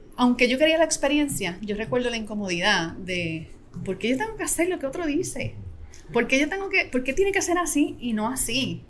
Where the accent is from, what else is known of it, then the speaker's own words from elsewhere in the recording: Adjuntas, Puerto Rico; yo soy natural de Adjuntas, que es un pueblo aquí en Puerto Rico